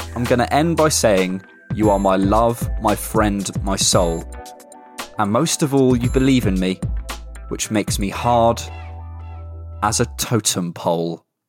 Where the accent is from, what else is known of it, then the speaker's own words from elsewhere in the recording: Bournemouth, South West England, United Kingdom; moved away; I'm going to Bournemouth today 'cause it's my hometown. I'm spending a week at home